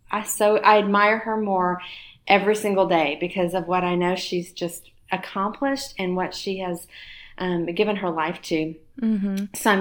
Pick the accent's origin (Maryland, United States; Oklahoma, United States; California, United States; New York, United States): Oklahoma, United States; moved away as an adult; now in Nashville, United States; I grew up in Oklahoma, and was raised there, raised my family there, married there, lived there all my life until we moved to Nashville a couple of years ago